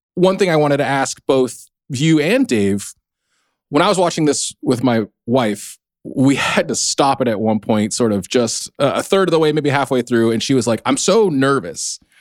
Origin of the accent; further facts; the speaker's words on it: United States; I'm not Korean American, I'm Chinese American